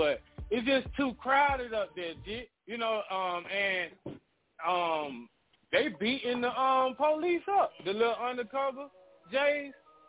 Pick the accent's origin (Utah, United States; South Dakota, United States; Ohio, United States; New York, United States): New York, United States; Yeah, I was going to say, because I'm from New York, and when you ride them subways, it's just like any other city.